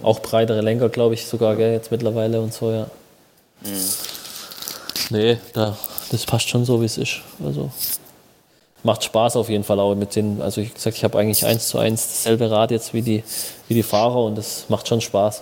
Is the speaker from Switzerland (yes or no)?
no; Schwäbisch Hall, Baden-Württemberg, Germany; in Schwäbisch Hall ein Trainingslager zu machen, hier wo ich herkomme